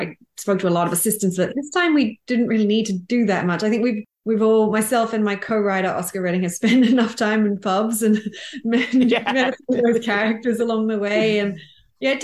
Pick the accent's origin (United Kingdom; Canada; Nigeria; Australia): Australia; I'm Australian